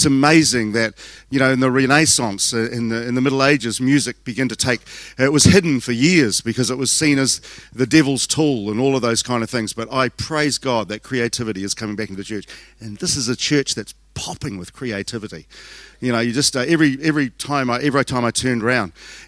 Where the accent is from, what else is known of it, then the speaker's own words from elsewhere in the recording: Southland, New Zealand; I'm from Southland.